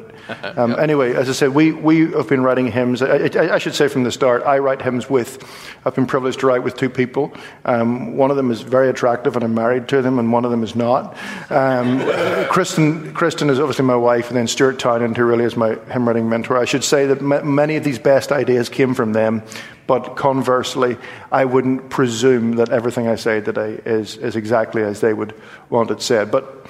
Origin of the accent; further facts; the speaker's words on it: Ireland; I'm an Irish Presbyterian who studied classical music and grew up in a home which was very conservative.